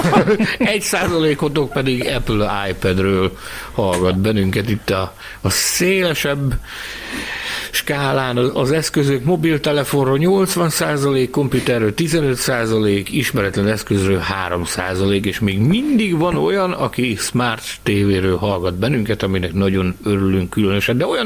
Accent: Szabolcs-Szatmár-Bereg, Hungary; én Szabolcsi vagyok

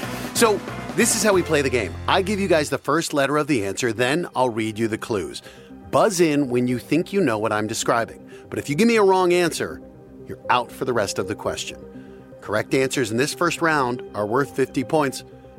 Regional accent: Denver, Colorado, United States; moved away as an adult; now in Los Angeles, United States; I'm from Denver.

